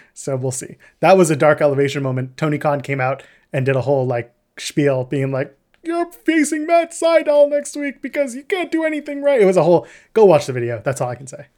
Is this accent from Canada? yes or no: yes; Canada; we're Canadian